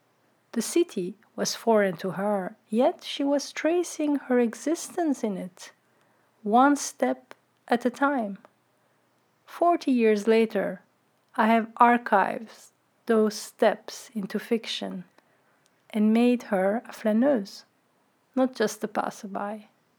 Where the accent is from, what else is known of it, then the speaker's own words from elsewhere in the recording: Brussels, Brussels-Capital Region, Belgium; English is a second language; moved away as an adult; now in Amsterdam, Netherlands; I was never really home in Brussels and that my language was alien in the city where I grew up since my earliest memory.